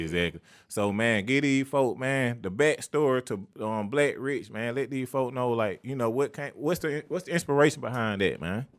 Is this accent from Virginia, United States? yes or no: no; Atlanta, Georgia, United States; the neighborhood I was born